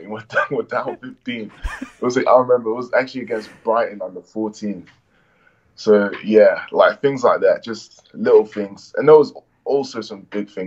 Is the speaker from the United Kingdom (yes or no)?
no; Nigeria; accent: Irish; I'm Nigerian and I was around Nigerians. I was living in Essex, so I was around a lot of Nigerians. But one thing was like I was a black kid with an Irish accent